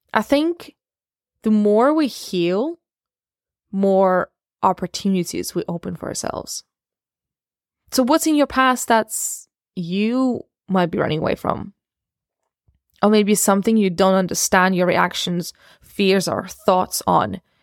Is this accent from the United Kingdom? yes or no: no; Russia; also born or lived in Ukraine; I was born in Ukraine and raised in Russia.